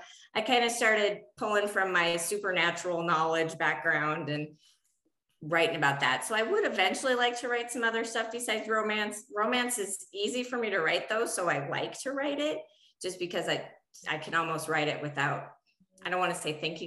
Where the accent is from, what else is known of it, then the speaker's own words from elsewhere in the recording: Montana, United States; moved away; also born or lived in southwestern United States; I'm originally from Montana. I haven't lived in Montana for like almost 32 years now